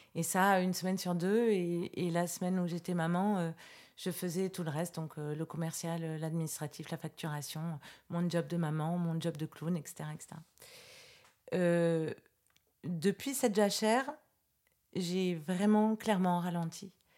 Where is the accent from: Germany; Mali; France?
France; Versailles, Île-de-France; Moi, je suis née à Versailles